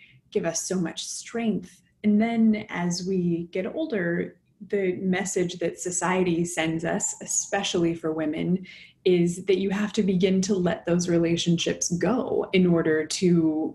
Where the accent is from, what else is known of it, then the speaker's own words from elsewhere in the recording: Los Angeles, California, United States; moved away; also born or lived in Boston / New York; I'm from Los Angeles originally